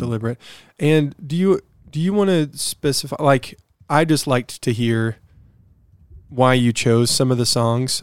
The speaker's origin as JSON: {"language": "English", "country": "United States", "said": "as an American"}